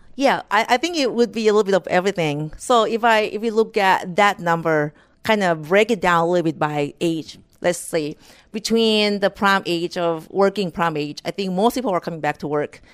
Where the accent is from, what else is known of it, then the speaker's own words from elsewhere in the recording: Thailand; moved away as an adult; now in United States; I was born and raised in Thailand